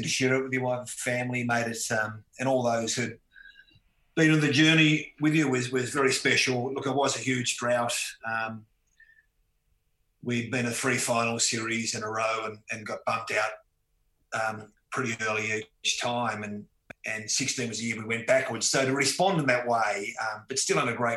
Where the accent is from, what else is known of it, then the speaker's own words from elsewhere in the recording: Tasmania, Australia; growing up in Tasmania, I had a, you know, wonderful, free-spirited childhood